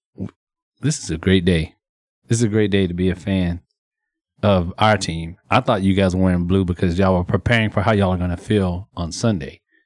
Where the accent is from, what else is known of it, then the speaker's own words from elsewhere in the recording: Texas, United States; being born and raised in Texas